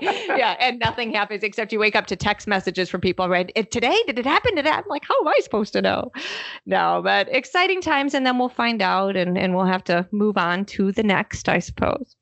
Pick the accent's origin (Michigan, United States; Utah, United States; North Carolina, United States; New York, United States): Michigan, United States; moved away; I'm here in my home state of Michigan